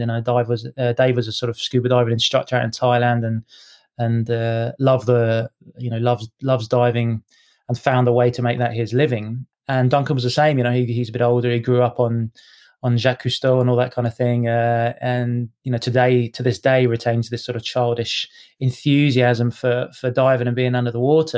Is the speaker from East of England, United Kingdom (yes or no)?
yes; Cambridge, East of England, United Kingdom; also born or lived in Edinburgh; now in Scotland, United Kingdom; I was uh, yeah born in born in Edinburgh, so technically a Scotsman. But um, yeah, I grew up in Cambridge